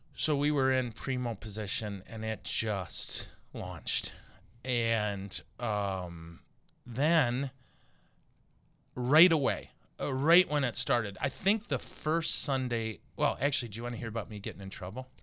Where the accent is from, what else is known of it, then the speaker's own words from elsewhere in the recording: Montrose, Michigan, United States; I'm from Montrose